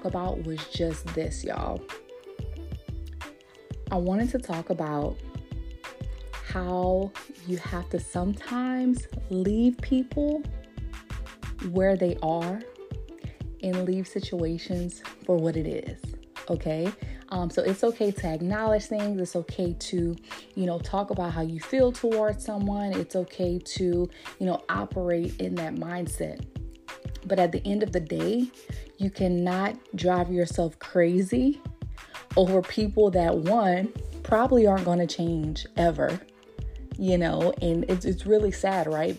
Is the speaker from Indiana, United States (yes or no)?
no; Louisiana, United States; moved away as an adult; also born or lived in Texas; since I moved back from Texas back to Louisiana